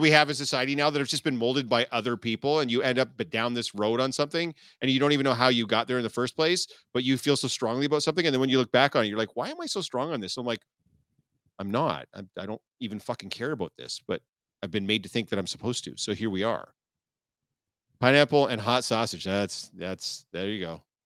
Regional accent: Canada; I'm Canadian born

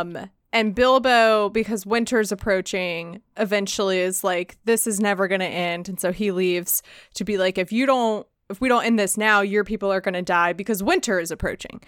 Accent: United States; me being an American

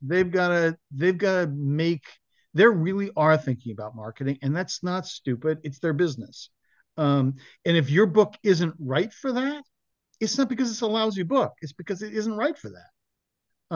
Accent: Mill Valley, California, United States; moved away; my hometown, Mill Valley, California

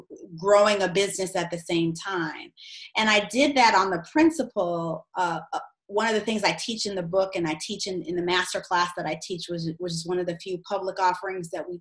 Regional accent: United States; also born or lived in Australia; living abroad as an American

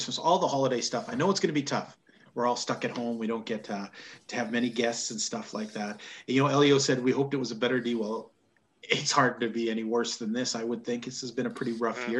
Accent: Canada; as a Canadian

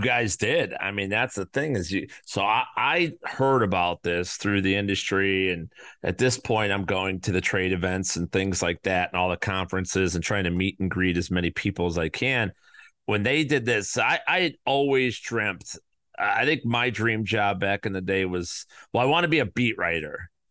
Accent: Chicago, Illinois, United States; I'm from the South Side

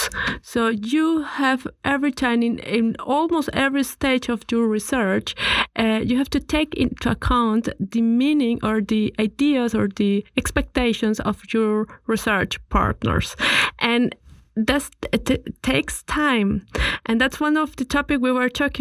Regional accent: Colombia; now in Vienna, Austria; I come from Colombia

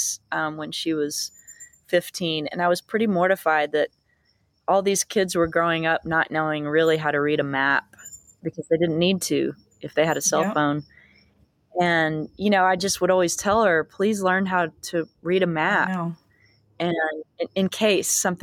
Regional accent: Dallas, Texas, United States; also born or lived in Fort Worth, Texas; now in Austin, United States; I'm not only from Dallas, but I also grew up around a lot of Dallas musicians

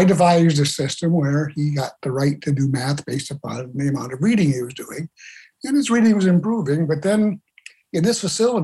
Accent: Detroit, Michigan, United States; now in Sarasota, United States; I grew up in Michigan, in the suburbs of Detroit

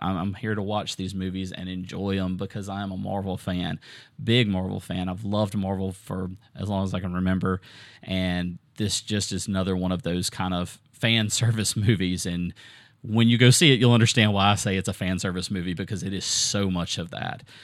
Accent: Southern, United States; accent: Southern; my Southern accent

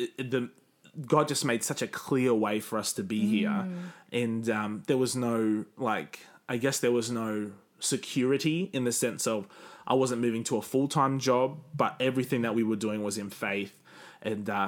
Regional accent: Cairns, Queensland, Australia; moved away; when I go back to Cairns, people mock me

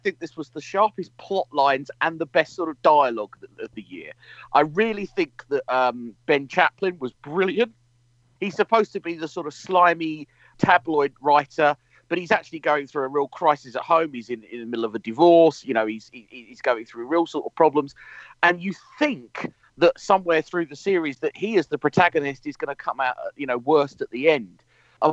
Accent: United Kingdom; I'm a Brit living in the UK

